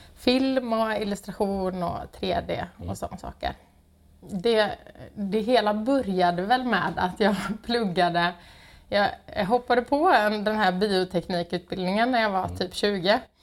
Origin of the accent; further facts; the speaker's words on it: Gothenburg, Västra Götaland, Sweden; moved away; jag är från Göteborg Eh, har ehm, ja, inte alltid bott här men har kommit tillbaka